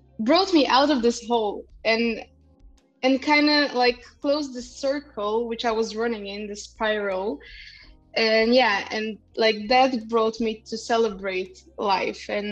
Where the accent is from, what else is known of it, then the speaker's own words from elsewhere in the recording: Bulgaria; I'm half Kurdish, half Russian, which is pretty complicated, but I grew up in Bulgaria